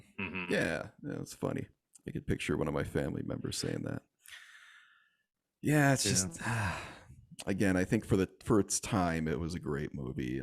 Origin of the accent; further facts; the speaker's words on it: Michigan, United States; a train from my home state of Michigan